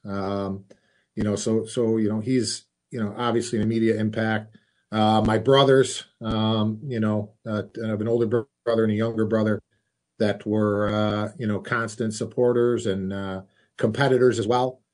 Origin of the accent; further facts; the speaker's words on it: Rochester, New York, United States; my hometown